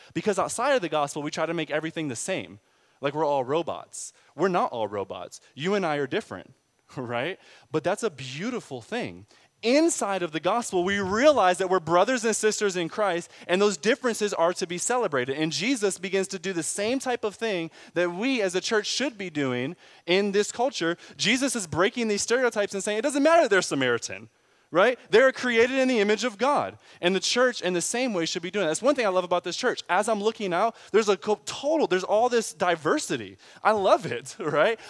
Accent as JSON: {"language": "English", "town": "Pontiac", "region": "Michigan", "country": "United States", "moved": "yes", "lives_now": "Austin, United States", "said": "I'm from Pontiac, which is the tenth most dangerous city in America now."}